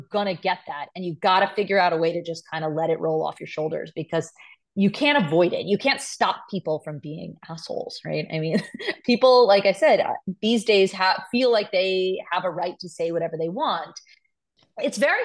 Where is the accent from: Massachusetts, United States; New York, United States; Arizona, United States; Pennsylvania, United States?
New York, United States; I'm a Jew from New York